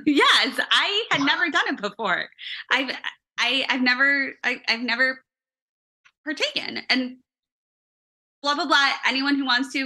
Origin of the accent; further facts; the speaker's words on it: Chicago, Illinois, United States; accent: Chicago; my Chicago accent